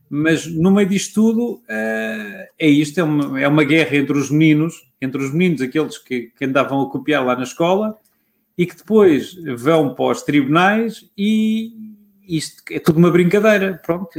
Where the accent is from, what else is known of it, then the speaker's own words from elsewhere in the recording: Lisbon, Portugal; eu sou toda a vida da, da zona histórica de Lisboa. Já o meu bisavô era, já o avô do meu bisavô era da zona histórica de Lisboa. Uhum. Portanto, eu sou lisboeta, quando se fala em alfacinha, sou eu